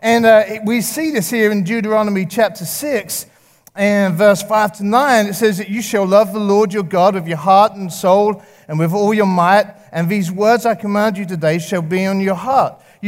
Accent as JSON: {"language": "English", "region": "England", "country": "United Kingdom", "tie": "born or raised there", "moved": "yes", "said": "I grew up in England, if you didn't know, and I've been here 15 years."}